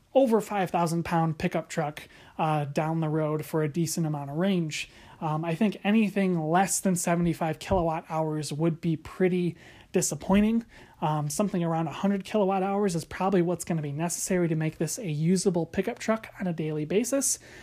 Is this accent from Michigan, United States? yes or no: yes; Grand Rapids, Michigan, United States; here in my hometown of Grand Rapids, Michigan